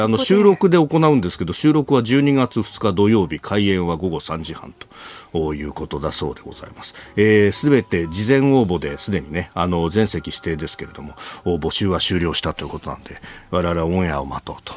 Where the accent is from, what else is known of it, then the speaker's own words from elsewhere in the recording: Yokosuka, Kanagawa, Japan; 私はあの神奈川の横須賀の出身